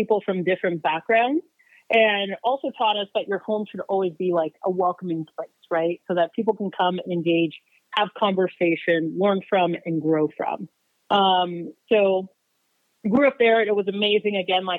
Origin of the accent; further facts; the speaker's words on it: Phoenix, Arizona, United States; also born or lived in Uganda; I am 37 years old. I grew up mainly in Phoenix, but like you said, originally from Uganda, Africa, and then I came here when I was about 8 years old.